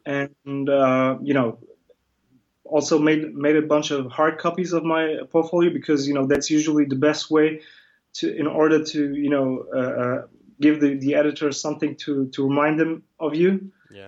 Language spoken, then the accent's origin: English; Germany; also born or lived in Batman, Turkey; I was born in Turkey, but I'm Kurdish, and um, but I grew up in Germany. I came, you know, I came with my family in uh, 1985